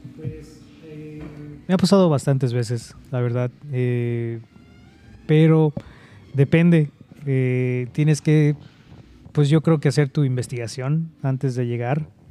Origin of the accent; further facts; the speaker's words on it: Yucatán, Mexico; also born or lived in Bay Area, California; now in California, United States; mi pueblo, de Yucatán